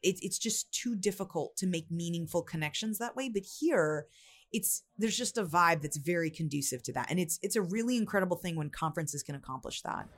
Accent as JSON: {"language": "English", "country": "United States", "said": "I'm from the United States"}